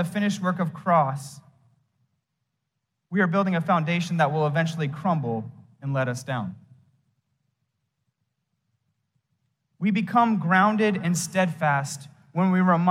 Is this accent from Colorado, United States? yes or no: yes; Fort Morgan, Colorado, United States; moved away; my hometown in Fort Morgan, Colorado